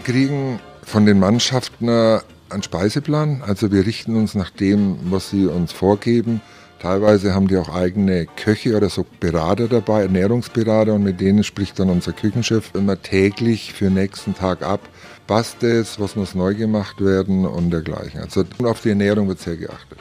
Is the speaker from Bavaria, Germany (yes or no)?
yes; Nuremberg, Bavaria, Germany; accent: Franconian; moved away as an adult; now in Chiemgau, Germany; wir sind seit 91 aus dem, wie Sie hören, vielleicht aus dem Fränkischen, aus Nürnberg